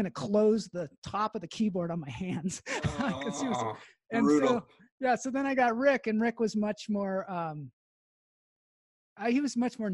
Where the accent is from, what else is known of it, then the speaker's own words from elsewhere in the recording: Edmonds, Washington, United States; we grew up in Edmonds, Washington. We went to Woodway High School